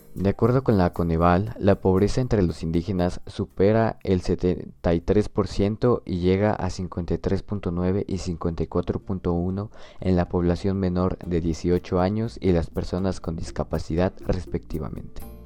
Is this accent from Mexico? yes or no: yes; Mexico